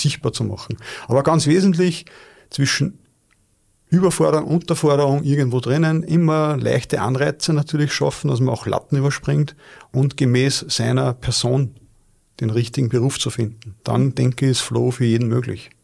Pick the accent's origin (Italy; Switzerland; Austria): Austria; Linz, Upper Austria; als Linzer